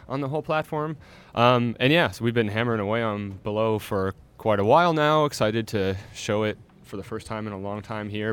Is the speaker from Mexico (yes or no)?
no; Canada; I'm Canadian